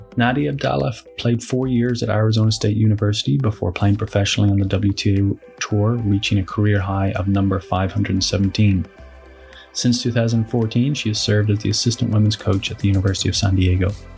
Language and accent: English; Ireland; now in United States; growing up in Ireland and coming over from a foreign country